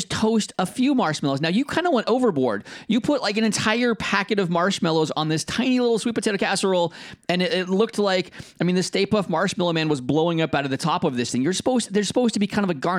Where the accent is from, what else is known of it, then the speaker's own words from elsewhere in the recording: United States; as an American